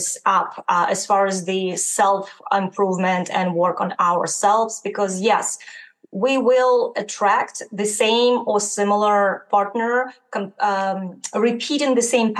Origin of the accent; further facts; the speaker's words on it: Ukraine; moved away; I am originally from Ukraine